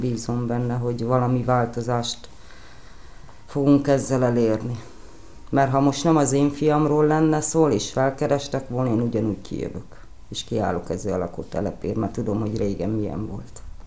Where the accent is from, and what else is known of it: Budapest, Hungary; born or raised there